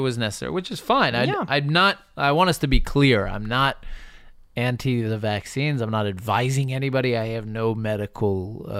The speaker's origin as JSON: {"language": "English", "region": "Northern Ireland", "country": "United Kingdom", "tie": "born or raised there", "said": "Yes, I don't live there, but I grew up in Northern Ireland, so we know something about armed conflict."}